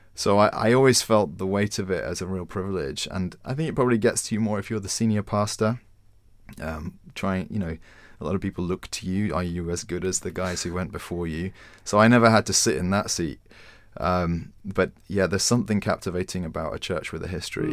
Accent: Winchester, South East England, United Kingdom; now in London, United Kingdom; I'd grown up in Winchester

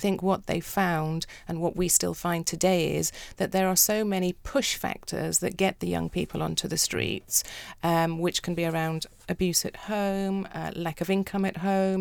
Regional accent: South Africa; moved away; also born or lived in United Kingdom; I grew up in South Africa

